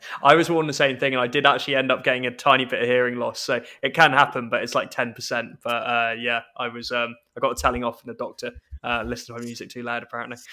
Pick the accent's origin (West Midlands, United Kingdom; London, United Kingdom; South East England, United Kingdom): London, United Kingdom; accent: English; moved away as an adult; now in Scotland, United Kingdom; I went to school in London